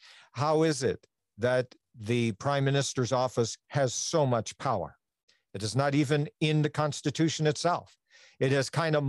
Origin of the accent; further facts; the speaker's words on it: Newfoundland and Labrador, Canada; one of my heroes growing up in Newfoundland